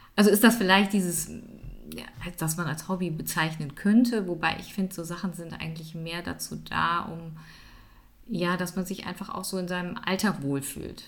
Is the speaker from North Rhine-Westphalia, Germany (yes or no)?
yes; Düsseldorf, North Rhine-Westphalia, Germany; moved away as an adult; now in Siebengebirge, Germany; bin ursprünglich aus Düsseldorf, wohne jetzt aber im schönen, sozusagen Siebengebirge bin ich beheimatet, schon seit gut 20 Jahren